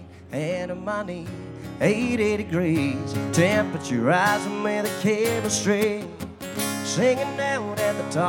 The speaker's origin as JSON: {"language": "English", "region": "Scotland", "country": "United Kingdom", "moved": "yes", "said": "I'm not from around here. I'm from Scotland"}